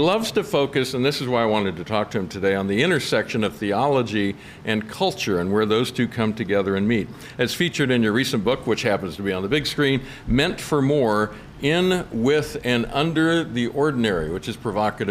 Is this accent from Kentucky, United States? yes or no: yes; Kentucky, United States; I'm from Kentucky